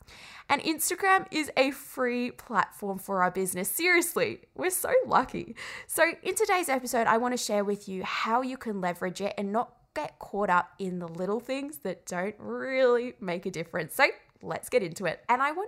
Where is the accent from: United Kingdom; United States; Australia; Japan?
United Kingdom; England; And the way I say call is kind of weird. I grew up in England and I can't say it.